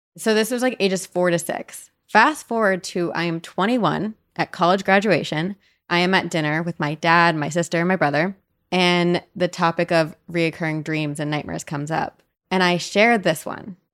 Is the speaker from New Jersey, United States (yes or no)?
yes; New Jersey, United States; I'm from New Jersey